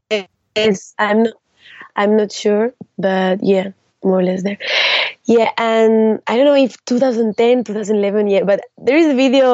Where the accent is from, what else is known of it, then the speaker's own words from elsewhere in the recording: Salamanca, Castile and León, Spain; English is a second language; I was born in Salamanca, in a small city of Spain, is 2 hours from Madrid, and there I started to dance with when I was 7 years old